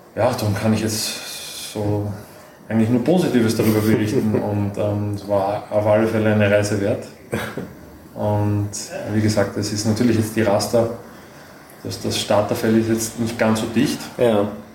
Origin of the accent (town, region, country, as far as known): Austria